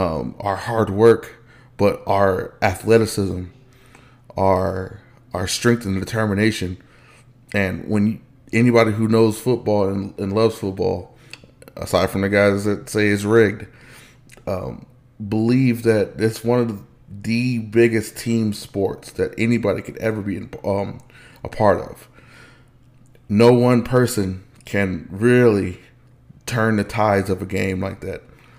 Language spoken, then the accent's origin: English; Los Angeles, California, United States; born there; y'all know you guys know that I'm from Los Angeles, California. Born, not raised.